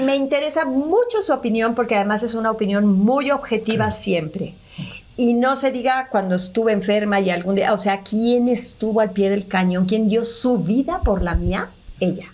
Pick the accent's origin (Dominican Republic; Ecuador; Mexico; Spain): Mexico; Mexico City; Ya que nació Oscar, mi hermano se vinieron a vivir a México nacimos otros cinco